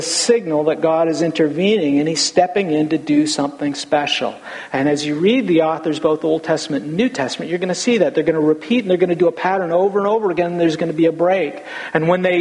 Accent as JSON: {"language": "English", "country": "United States", "said": "we live in America"}